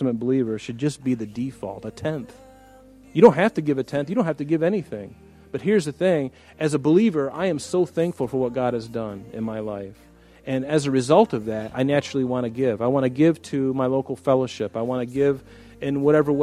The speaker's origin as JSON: {"language": "English", "country": "United States", "said": "I'm an American."}